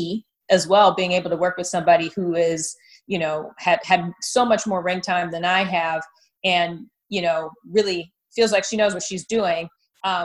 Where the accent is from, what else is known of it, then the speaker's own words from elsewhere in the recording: Detroit, Michigan, United States; moved away as an adult; also born or lived in Miami; I grew up, I was born and raised in the Detroit metro area.